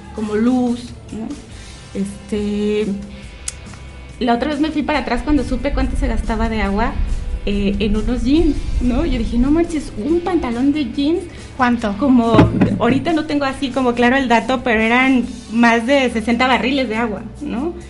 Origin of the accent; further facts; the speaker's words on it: León, Guanajuato, Mexico; moved away as an adult; also born or lived in Chiapas; now in León, Mexico; yo soy de aquí de León, pero cuando terminé la universidad me fui a vivir a Chiapas